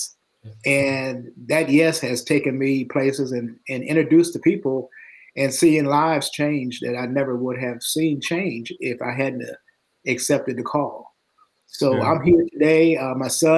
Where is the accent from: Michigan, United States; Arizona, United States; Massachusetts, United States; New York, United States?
Michigan, United States; Detroit; moved away as an adult; now in Nashville, United States; I was raised in Detroit, Michigan, went to high school there